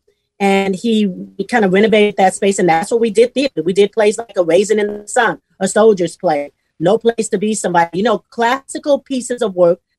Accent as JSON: {"language": "English", "town": "Chicago", "region": "Illinois", "country": "United States", "tie": "born or raised there", "moved": "as an adult", "lives_now": "Houston, United States", "said": "I moved here in 1981 from Chicago, Illinois, which was my hometown"}